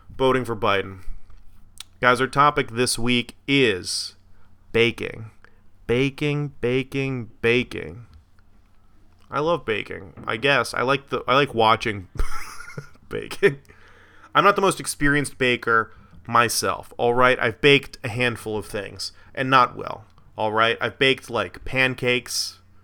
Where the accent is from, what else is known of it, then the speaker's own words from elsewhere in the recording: Florida, United States; My hometown, Florida